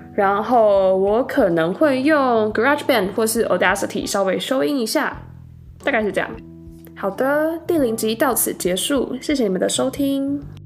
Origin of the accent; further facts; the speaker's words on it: Taiwan; moved away as an adult; now in Salt Lake City, United States; 我是土生土长的台湾人，在台湾过了二十二年的生活。那我今年刚从台湾的大学毕业，现在在美国的犹他大学念数学博士